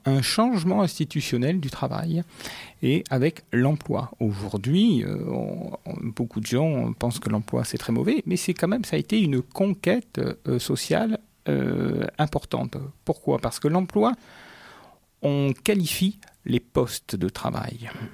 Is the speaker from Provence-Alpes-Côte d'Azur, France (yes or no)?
no; Paris, Île-de-France, France; moved away as an adult; also born or lived in Marseille; now in Paris and Marseille, France; Je suis un tout jeune Marseillais. Il y a 4 ans que j'ai découvert cette ville. Je viens de Paris.